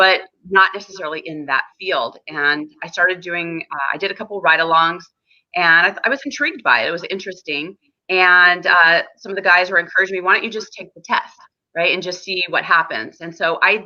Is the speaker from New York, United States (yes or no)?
no; San Diego, California, United States; I was born and raised in San Diego, California